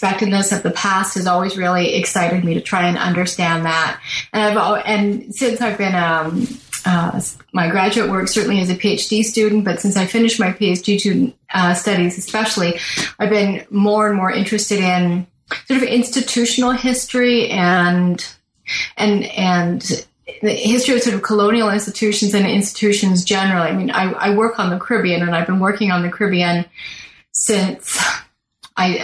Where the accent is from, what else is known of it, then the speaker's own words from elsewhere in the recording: Toronto, Ontario, Canada; I was born in Toronto. I spent much of my life in Toronto, so I'm very much a city person